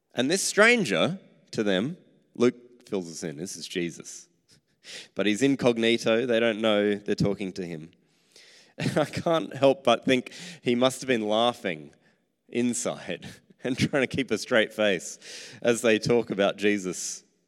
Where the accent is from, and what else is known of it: Australia